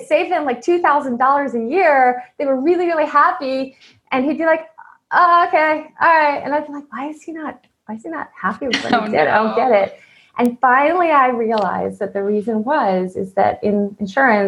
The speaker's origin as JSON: {"language": "English", "region": "East Coast", "country": "United States", "tie": "born or raised there", "moved": "as an adult", "said": "I grew up on the East Coast"}